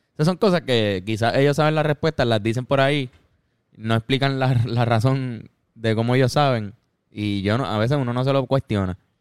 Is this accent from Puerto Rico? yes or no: yes; Puerto Rico; siendo puertorriqueño